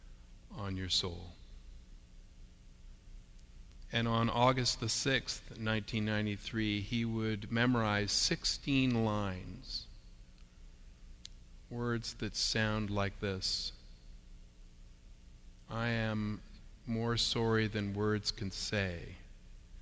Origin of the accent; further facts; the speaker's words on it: Canada; us as Canadian Christians